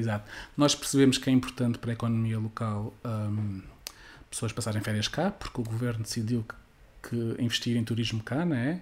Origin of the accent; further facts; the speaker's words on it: Algarve, Portugal; eu fiz a universidade cá no Algarve